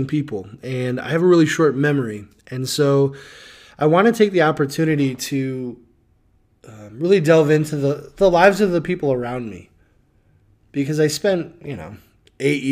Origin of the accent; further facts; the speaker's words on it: Loves Park, Illinois, United States; So I grew up in Rockford, Illinois, in Loves Park, city with a heart, and raised by two awesome